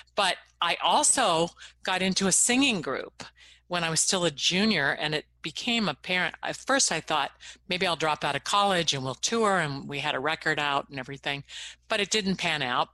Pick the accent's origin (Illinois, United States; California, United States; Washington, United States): California, United States; Riverside; moved away as an adult; also born or lived in Los Angeles; growing up in Riverside, I was pretty far away.